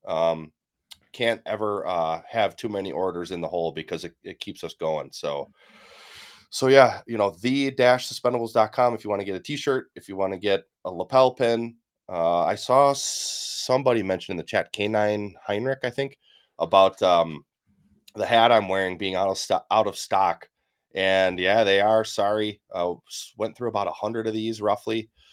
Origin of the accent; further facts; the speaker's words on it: Wisconsin, United States; moved away as an adult; also born or lived in Kansas; my home state of Wisconsin